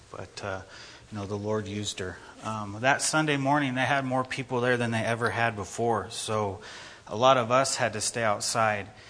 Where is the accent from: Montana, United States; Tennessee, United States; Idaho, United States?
Idaho, United States; People ask, "Where are you guys from?" You say Idaho.